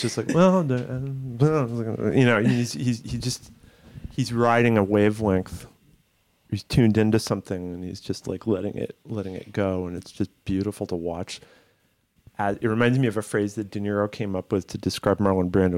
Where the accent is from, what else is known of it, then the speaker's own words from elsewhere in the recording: Massachusetts, United States; I grew up in Massachusetts, albeit on the other end of it, but still, you know, I wasn't in Boston